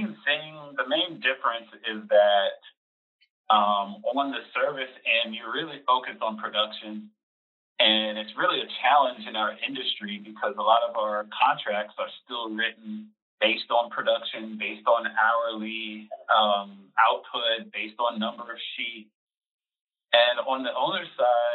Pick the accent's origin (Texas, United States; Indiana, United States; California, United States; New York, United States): New York, United States; moved away as an adult; now in Atlanta, United States; I grew up in New York, went to school at City College in Harlem, and moved down to Atlanta about 20 years ago